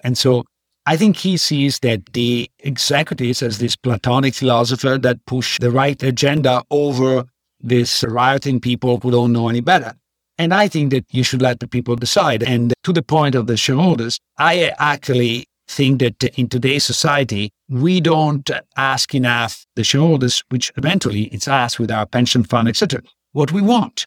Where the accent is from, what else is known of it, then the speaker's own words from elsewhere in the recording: Padua, Veneto, Italy; moved away; I grew up in Padua